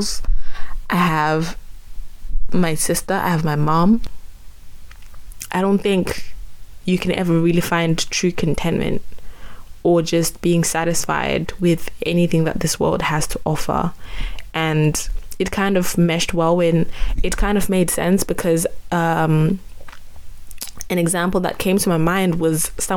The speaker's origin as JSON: {"language": "English", "country": "Zimbabwe", "tie": "born or raised there", "moved": "yes", "lives_now": "United Kingdom", "said": "I was born and raised in Zimbabwe"}